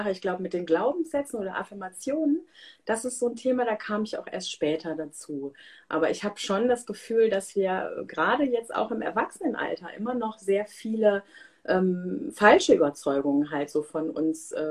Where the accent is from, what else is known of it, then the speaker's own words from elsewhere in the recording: Germany; born there; Ich äh, bin halbe Inderin, ähm, aber hier in Deutschland geboren, ähm, wohne in der Nähe von Köln